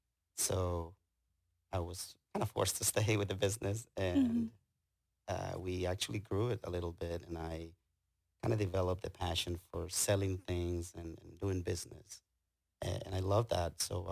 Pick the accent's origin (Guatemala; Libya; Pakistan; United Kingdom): Guatemala; moved away as an adult; now in Houston, United States; I was born in Guatemala and my parents were farmers. So I grew up near a farm. So we grew up in the field a lot, not a lot, but we worked outside.